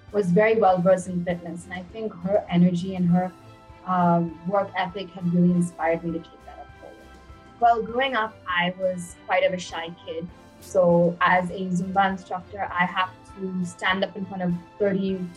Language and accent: English; Bangalore, Karnataka, India; also born or lived in Chennai / United States; So, I was born in Chennai, India, and I was just there for a few months as a baby. Then I moved to the US. I was in the US for about good 10 years, and I did my high school and college in Bangalore.